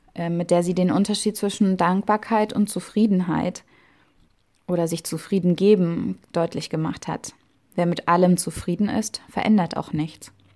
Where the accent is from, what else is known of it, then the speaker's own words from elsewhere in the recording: Germany; in Deutschland geboren worden zu sein und hier zu leben.